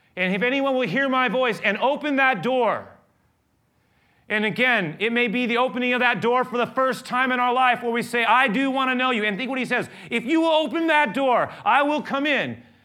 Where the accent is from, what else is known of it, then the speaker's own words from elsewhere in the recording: San Francisco, California, United States; I grew up here in San Francisco, not just anywhere in San Francisco